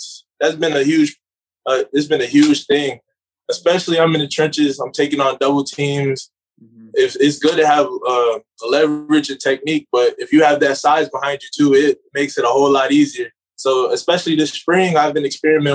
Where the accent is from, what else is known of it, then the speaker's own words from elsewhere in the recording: Atlanta, Georgia, United States; also born or lived in Liberia / Troy, Alabama; I'm from the Atlanta area, too